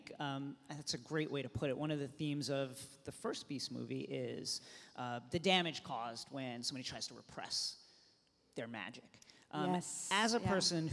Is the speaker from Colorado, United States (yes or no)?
no; New York, United States; I'm from New York